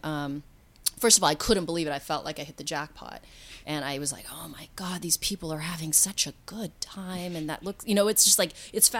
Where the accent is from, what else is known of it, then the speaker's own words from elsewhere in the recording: Oregon, United States; also born or lived in Bay Area, California; now in Los Angeles, United States; I'm from Oregon